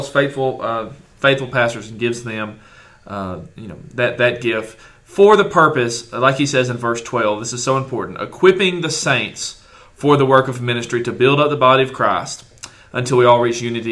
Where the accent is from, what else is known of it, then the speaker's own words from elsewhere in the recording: Hartselle, Alabama, United States; my hometown in Hartsell, Alabama